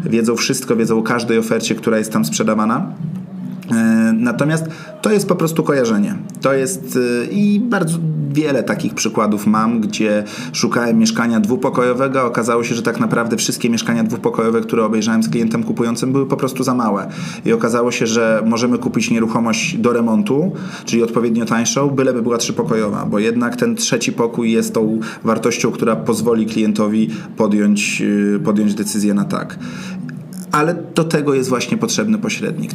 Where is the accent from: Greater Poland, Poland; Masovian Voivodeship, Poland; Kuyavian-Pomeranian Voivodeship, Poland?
Masovian Voivodeship, Poland; Warsaw; jestem z Ochoty i większość e, czasu swojego w pracy zajmuje mi praca na Ochocie